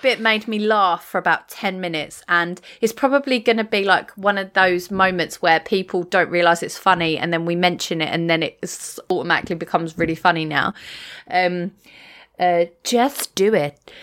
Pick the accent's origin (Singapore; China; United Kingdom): United Kingdom; England; common as muck English that I am